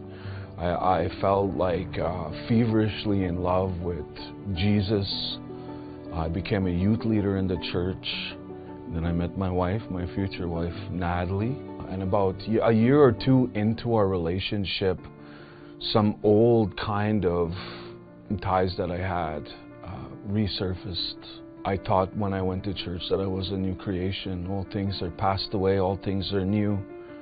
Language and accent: English; Beauval, Saskatchewan, Canada; I'm from Beauval, Saskatchewan.